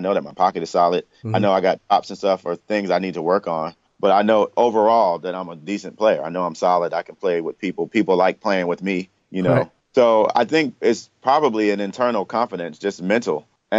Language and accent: English; New York, United States; also born or lived in Washington, D.C.; I'm from New York, so just moving out here. I came here from D.C. I was in college in D.C. and I moved here.